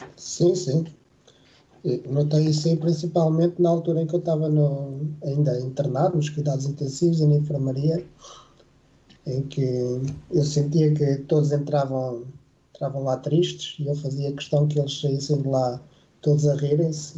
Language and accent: Portuguese; Lisbon, Portugal; also born or lived in Vila Real; eu nasci, nasci em Vila Real, mas, mas vivo em Lisboa desde os três anos